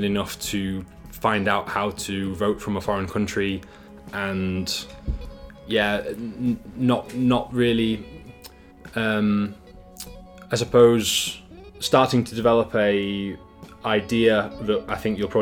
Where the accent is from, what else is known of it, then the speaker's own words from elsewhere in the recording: Yorkshire and the Humber, United Kingdom; moved away as an adult; also born or lived in Harrogate / China; now in Denmark; I'm from Yorkshire, like Dan. Actually, we went to school together, and now I live in Denmark